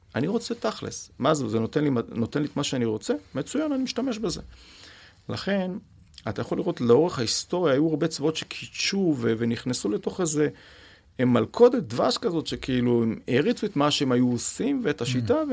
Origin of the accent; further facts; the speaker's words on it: Israel; אני כישראלי